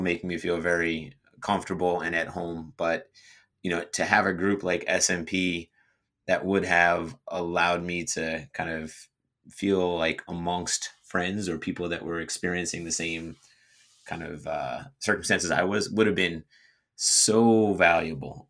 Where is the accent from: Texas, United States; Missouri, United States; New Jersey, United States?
New Jersey, United States; moved away as an adult; also born or lived in Florida; I was from New Jersey